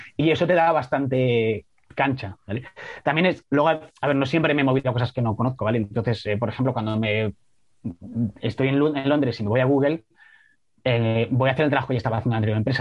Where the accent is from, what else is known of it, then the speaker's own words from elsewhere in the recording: Salamanca, Castile and León, Spain; yo soy de Salamanca